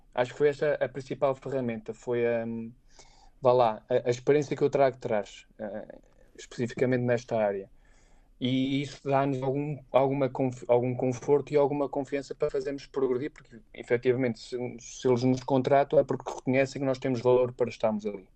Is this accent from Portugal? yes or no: yes; Aveiro, Centro, Portugal; moved away as an adult; also born or lived in Leiria / Lisbon / Beijing; eu sou de Aveiro, mas nunca, nunca tive, fiz prática profissional em Aveiro. Uh, ou seja, eu saí logo da minha zona lá, familiar eu estudei, eu cresci, estudei, fiz a minha formação académica na, na Universidade de Aveiro